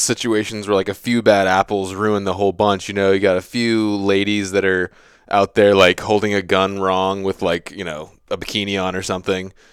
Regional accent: Virginia, United States; I have that a little bit bred into me just from growing up in Virginia

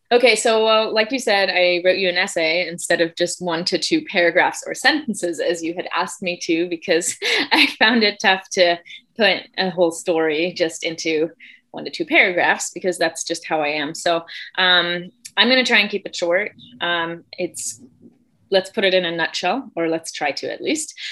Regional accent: Germany; moved away; I grew up in Germany. I'm from Germany, uh, born and raised

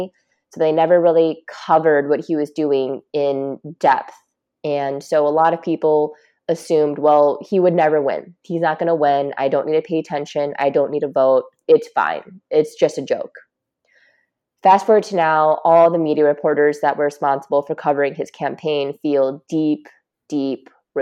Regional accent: United States; I live here in America, and fortunately, I'm Asian American. So I think that I'm really lucky to be growing up here

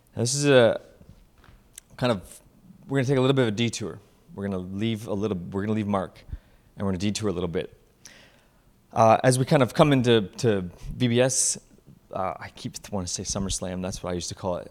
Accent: Simcoe, Ontario, Canada; Simcoe, which is th, my ho, my hometown where I grew up

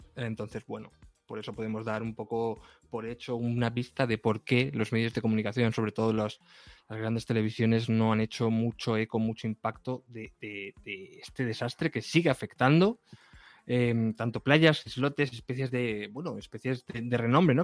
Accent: Castilla-La Mancha, Spain; yo, que soy de La Mancha y he vivido con molinos toda mi vida

